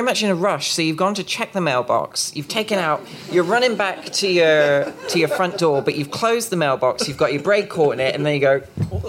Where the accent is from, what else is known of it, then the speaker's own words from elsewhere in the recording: Dorset, South West England, United Kingdom; I come from Dorset, down south. It's the Jurassic Coast.